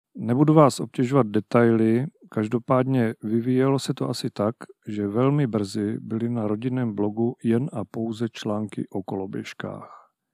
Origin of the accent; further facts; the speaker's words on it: Haná, Olomouc Region, Czechia; moved away; Jsem kluk z Hané. Strávil jsem tam více než půlku svého života